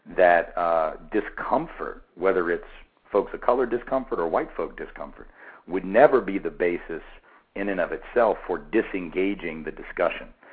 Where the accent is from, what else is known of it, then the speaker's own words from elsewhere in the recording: Nashville, Tennessee, United States; my hometown, of Nashville